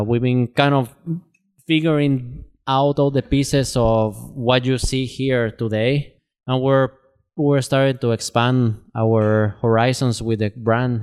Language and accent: English; Guatemala; now in Twin Cities, United States; I'm originally from Guatemala. I've been living in the Twin Cities since two thousand twelve